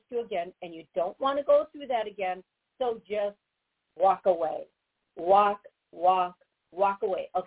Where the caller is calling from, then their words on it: Florida, United States; I'm calling from Florida.